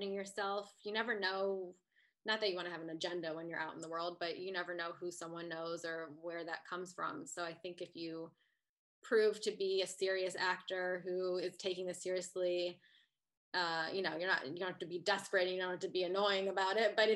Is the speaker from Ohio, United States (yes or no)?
yes; Ohio, United States; moved away; I'm from Ohio